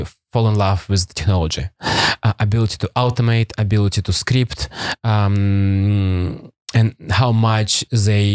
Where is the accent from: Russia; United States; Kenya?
Russia; Primorsky Krai; English is a second language; moved away; also born or lived in Vladivostok, Russia; I grew up in Soviet Union.